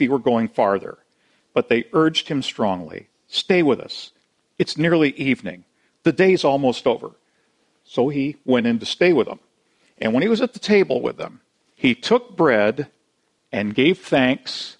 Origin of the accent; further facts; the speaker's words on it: Tacoma, Washington, United States; I grew up down in Tacoma